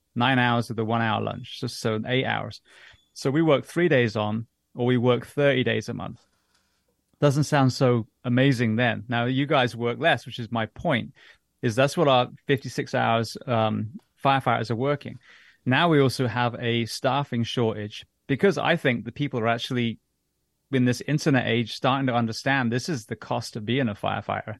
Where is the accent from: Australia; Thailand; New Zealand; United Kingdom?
United Kingdom; England; moved away; also born or lived in London; growing up in England